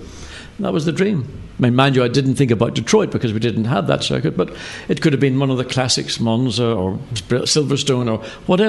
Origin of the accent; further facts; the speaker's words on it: Ireland; moved away as an adult; And when I came over from Ireland, whenever I started in 1970, racing in Formula 2